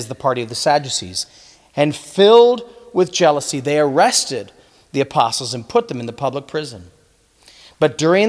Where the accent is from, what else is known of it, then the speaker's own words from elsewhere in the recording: United States; we as American Christians